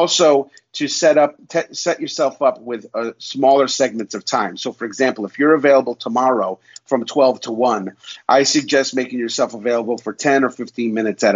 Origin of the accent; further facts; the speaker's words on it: Utica, New York, United States; my hometown, Utica, New York